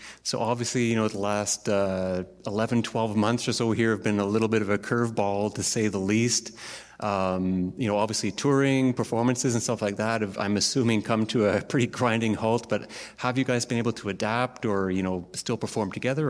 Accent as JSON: {"language": "English", "region": "Saskatchewan", "country": "Canada", "tie": "born or raised there", "said": "I spent 15 years myself growing up in Saskatchewan. I'm kind of new to the Battlefords here, relatively speaking."}